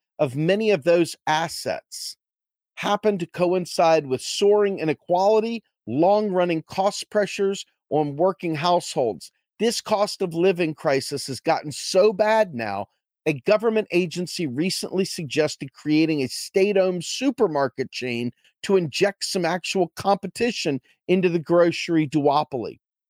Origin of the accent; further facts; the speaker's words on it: New Zealand; It was the same in my home country of New Zealand